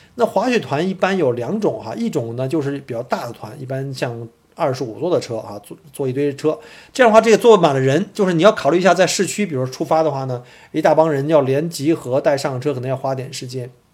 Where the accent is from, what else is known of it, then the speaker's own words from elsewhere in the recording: Beijing, China; moved away as an adult; also born or lived in Harbin, Heilongjiang; now in Melbourne, Australia; 因为我本身是从北京来的嘛